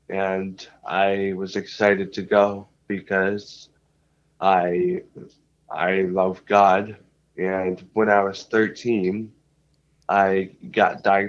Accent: North Tonawanda, New York, United States; I was born and raised in North Tonawanda

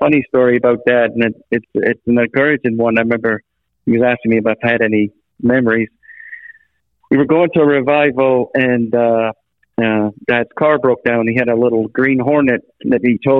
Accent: Scotland, United Kingdom; now in United States; in Scotland. Still, you know, and now I'm here in America, but I guess I'm more Americanized now than I am Scottish when you think about it.

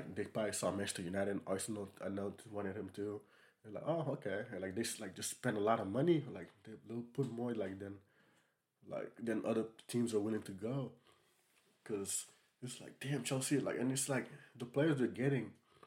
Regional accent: Senegal; I'm from Senegal

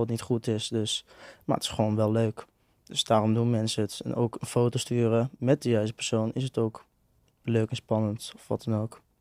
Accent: a village just north of Enschede, Overijssel, Netherlands; Ik kom eh, uit een dorpje net boven Enschede.

